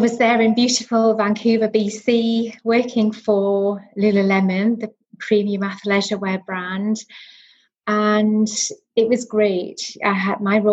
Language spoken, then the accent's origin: English; Northumberland, North East England, United Kingdom; accent: Newcastle twang; moved away as an adult; now in Cheshire, United Kingdom; I'm from the northeast. I grew up in Northumberland.